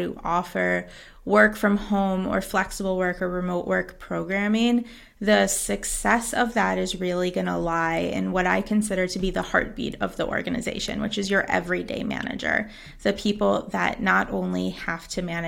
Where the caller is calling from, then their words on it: Jávea, Valencian Community, Spain; Hello, I am calling in from Javier, Spain, which is about an hour and a half south of Valencia.